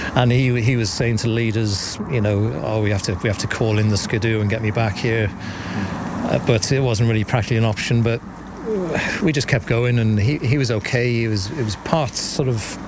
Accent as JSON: {"language": "English", "region": "West Wales", "country": "United Kingdom", "tie": "born or raised there", "moved": "as an adult", "lives_now": "Corrofin, Ireland", "said": "I'm originally from Wales, but I've, I've lived up here for nigh on 20 years now."}